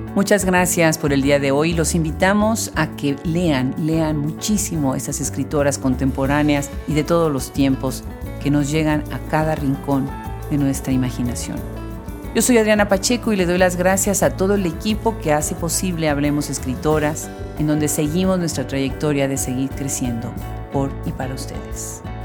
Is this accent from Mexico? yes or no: yes; Puebla, Mexico; la universidad eh, pública del estado en donde yo nací, que es la UAP, la Benemérita Universidad Autónoma de Puebla